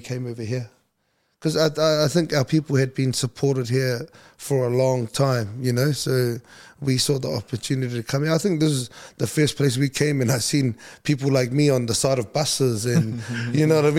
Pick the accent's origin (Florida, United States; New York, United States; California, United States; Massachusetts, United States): California, United States; Napa; also born or lived in Brisbane; now in Australia; as much as I was born and raised in Napa, I think I learned everything, you know, through my teenage years, I picked up a lot of everything that I know in Australia. So Brisbane's still very much home to me